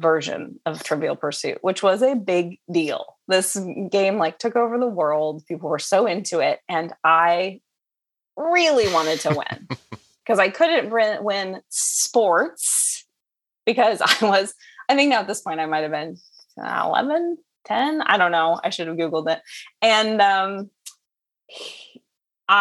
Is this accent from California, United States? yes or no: yes; Southern California, United States; I grew up in Southern California.